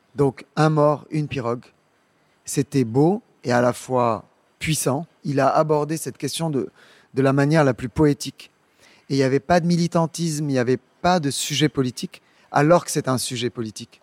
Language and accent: French; Dakar, Senegal; moved away; Je suis né à Dakar, je suis sociologue de formation et je suis revenu euh, dans mon pays d'origine il y a une petite, une grande dizaine d'années